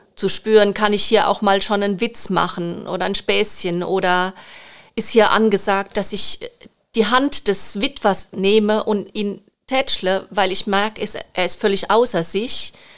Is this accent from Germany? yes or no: yes; Rhineland-Palatinate, Germany; accent: Palatine; ich bin gebürtige Pfälzerin und liebe die Pfalz